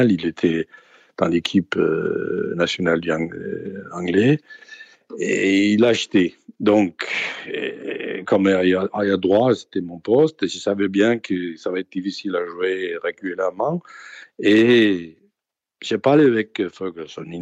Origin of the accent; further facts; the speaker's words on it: Denmark; Parce que je suis venu du Danemark et j'ai jamais, j'ai jamais vu ça.